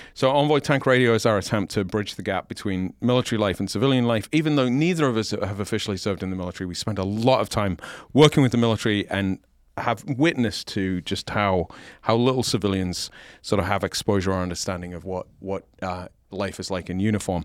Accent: United Kingdom; now in United States; I disclaim my oath to the king

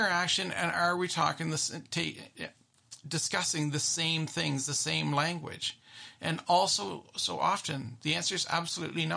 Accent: Canada; I'm very Canadian

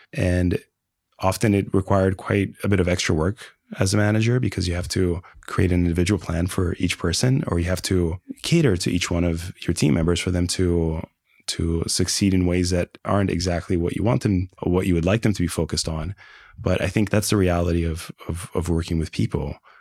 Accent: Brazil; moved away; I spoke the language. I was born in Brazil.

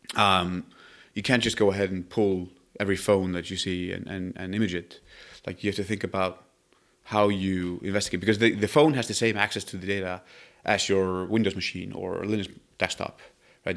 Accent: Iceland; moved away as an adult; now in Palo Alto, United States; I come from Iceland

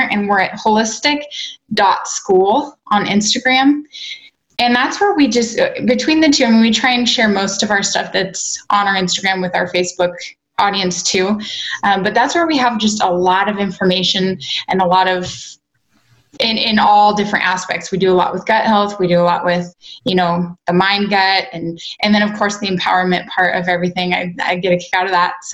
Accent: Spokane, Washington, United States; I was raised in Spokane, which okay. is neighboring, but feels like night and day to me.

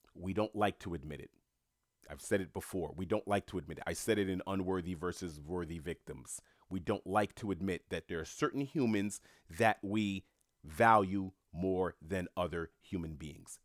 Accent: New York City, New York, United States; moved away; I grew up in Queens, New York

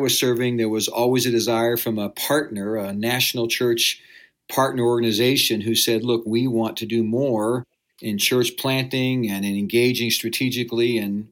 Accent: Wichita, Kansas, United States; I grew up in Wichita, Kansas

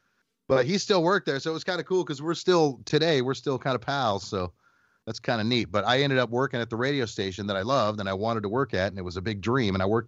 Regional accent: Phoenix, Arizona, United States; And I grew up in Phoenix, and I listened to the rock station 98 KUPD in Phoenix

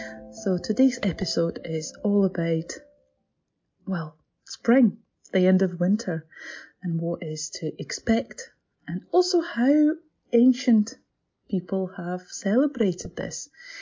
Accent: Latvia; born there; English is a second language; I'm not Scottish. I know my accent might fool you, but I'm not Scottish. I was born in Latvia, but I'm from very much Slavic background

